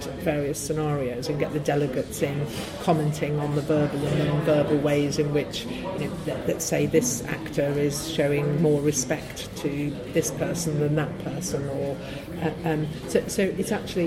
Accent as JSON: {"language": "English", "town": "Liverpool", "region": "North West England", "country": "United Kingdom", "tie": "born or raised there", "moved": "yes", "lives_now": "London, United Kingdom", "said": "I was growing up in Liverpool"}